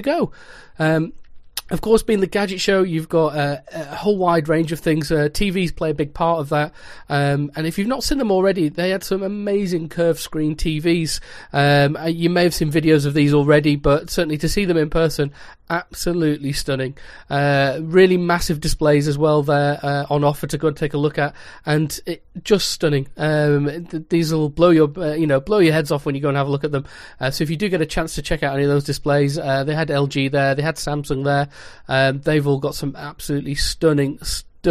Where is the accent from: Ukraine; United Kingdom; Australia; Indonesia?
United Kingdom; North West England; I hail from Sector 7G, or more commonly known as the northwest of England